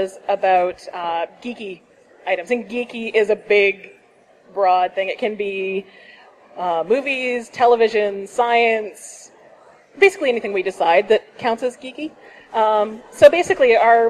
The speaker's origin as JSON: {"language": "English", "town": "St. Catharines", "region": "Ontario", "country": "Canada", "said": "we're from St. Catharines."}